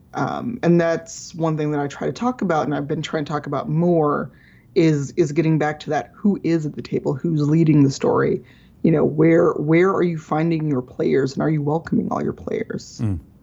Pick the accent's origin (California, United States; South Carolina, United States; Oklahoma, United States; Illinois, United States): Illinois, United States; Chicago; I grew up in Chicago South Side as a as a black person